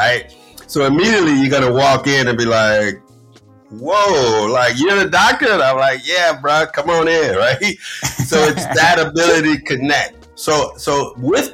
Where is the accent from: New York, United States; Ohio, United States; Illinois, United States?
Illinois, United States; Chicago; we're both from Chicago, right? So I'm a Chicago kid